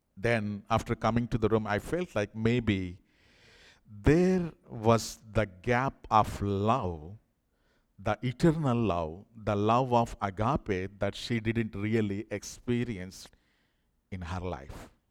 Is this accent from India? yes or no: yes; India; moved away; I'm from India